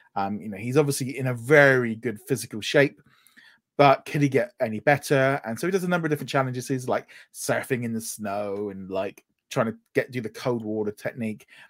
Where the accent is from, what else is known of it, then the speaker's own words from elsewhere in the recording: United Kingdom; I'm British